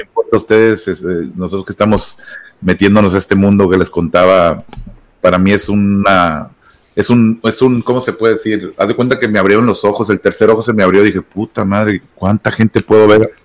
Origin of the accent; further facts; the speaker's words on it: Monterrey, Nuevo León, Mexico; moved away as an adult; now in United States; regresar a Monterrey, a mi pueblo, a mi tierra